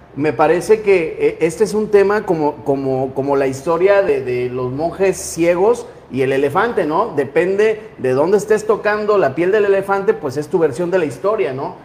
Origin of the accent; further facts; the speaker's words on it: Mexico; unirnos como mexicanos